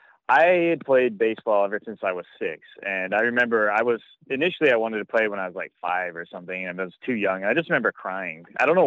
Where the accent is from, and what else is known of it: Hawaii, United States; born or raised there; moved away as an adult; also born or lived in Pittsburgh, Pennsylvania; now in Chicago, United States